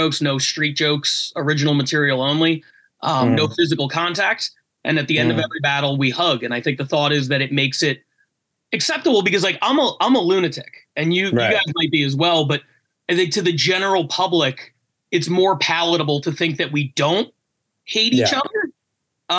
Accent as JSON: {"language": "English", "town": "Philadelphia", "region": "Pennsylvania", "country": "United States", "moved": "as an adult", "lives_now": "Los Angeles, United States", "said": "I'm from Philly"}